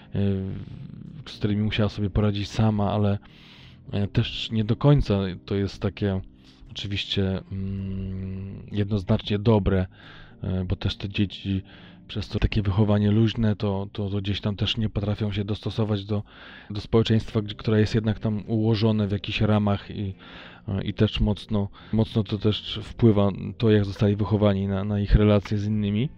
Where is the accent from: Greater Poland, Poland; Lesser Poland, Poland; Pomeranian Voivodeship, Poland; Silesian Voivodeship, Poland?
Pomeranian Voivodeship, Poland; Tricity; moved away; u mnie w Trójmieście